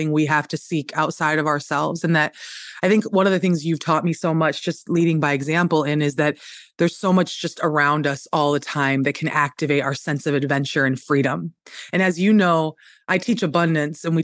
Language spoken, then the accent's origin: English; upstate New York, United States; where I'm from in upstate New York, the real upstate